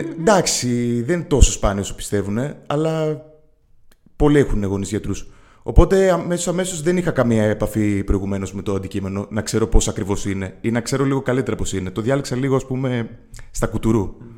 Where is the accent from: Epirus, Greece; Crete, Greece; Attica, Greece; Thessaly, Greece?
Attica, Greece; Athens; moved away as an adult; now in Thessaloniki, Greece; είμαι, από την Αθήνα, έχω μεγαλώσει στην Αθήνα, είναι η πόλη μου